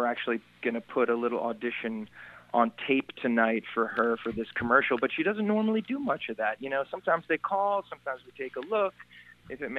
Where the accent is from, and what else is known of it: New Jersey, United States; born or raised there; also born or lived in Brooklyn, New York